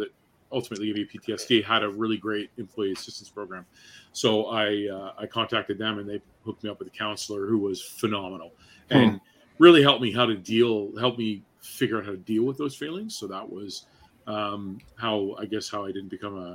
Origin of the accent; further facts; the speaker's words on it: Newmarket, Ontario, Canada; I grew up in Newmarket